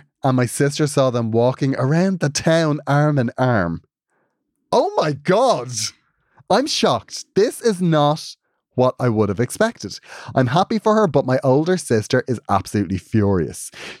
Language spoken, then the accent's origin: English; Cork, Munster, Ireland; I made my Holy Communion the day of the Eurovision in Mill Street. I'm from Cork.